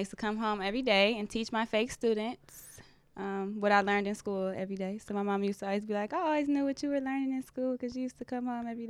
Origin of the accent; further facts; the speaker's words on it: Southfield, Michigan, United States; I'm from Southfield. Southfield? Yep. Grew up on 9 Mile.